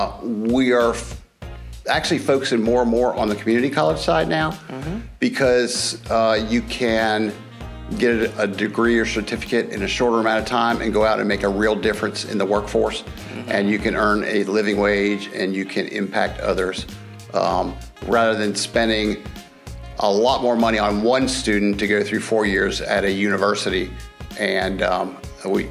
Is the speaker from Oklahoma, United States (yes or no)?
no; Cincinnati, Ohio, United States; moved away as an adult; also born or lived in Raleigh, North Carolina / Winston-Salem, North Carolina; now in Greenville, United States; Originally, I'm from Cincinnati, Ohio